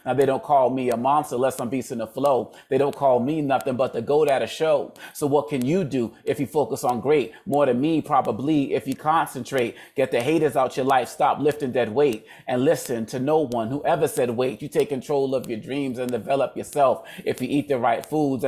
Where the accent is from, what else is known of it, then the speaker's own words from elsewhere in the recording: Boston, Massachusetts, United States; my parents are Congolese, but I was born in Boston, Massachusetts. And growing up in the 70s